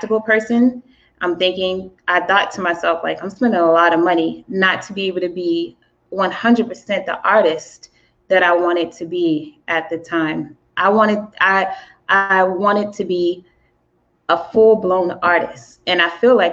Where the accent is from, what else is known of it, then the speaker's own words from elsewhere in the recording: the South, United States; I'm from the South